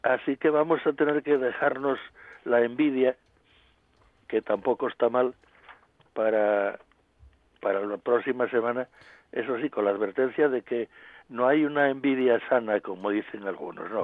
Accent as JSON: {"language": "Spanish", "region": "Asturias", "country": "Spain", "said": "como los asturianos tenemos una climatología bastante eh, razonable"}